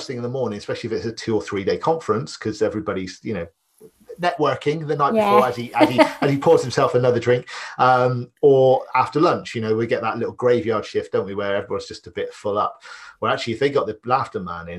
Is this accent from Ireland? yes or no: yes; Ireland; accent: Irish; now in Bristol, United Kingdom